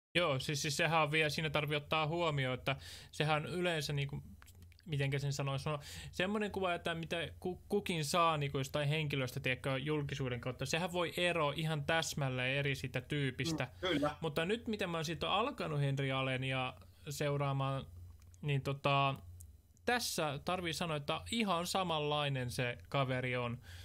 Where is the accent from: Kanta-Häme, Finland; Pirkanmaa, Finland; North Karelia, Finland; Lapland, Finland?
Pirkanmaa, Finland; Tampere; Mä oon kasvanut Tesomalla ristimäessä tarkalleen ottaen